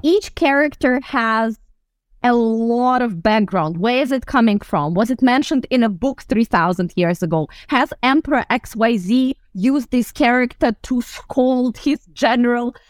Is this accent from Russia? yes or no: yes; Russian Far East, Russia; moved away; I was born in the Far East of Russia, um, very close to the China border.